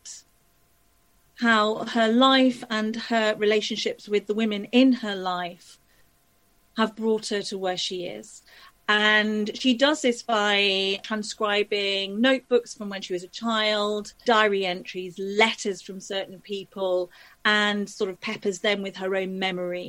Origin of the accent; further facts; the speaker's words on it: Leeds, Yorkshire and the Humber, United Kingdom; also born or lived in Liverpool / Isle of Man; I grew up in Leeds, you know, I come from a working class family in Leeds